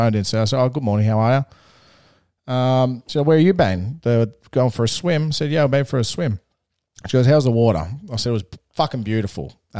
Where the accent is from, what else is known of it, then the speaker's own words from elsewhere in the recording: Melbourne, Victoria, Australia; I'm from Melbourne.